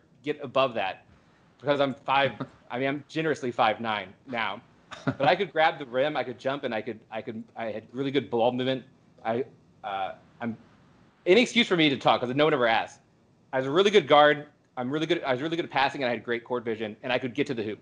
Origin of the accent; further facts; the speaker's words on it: Midwest, United States; I'm from the Midwest